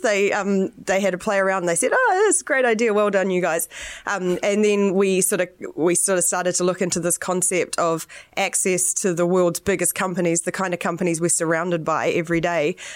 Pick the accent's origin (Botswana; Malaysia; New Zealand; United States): New Zealand; I'm the New Zealander.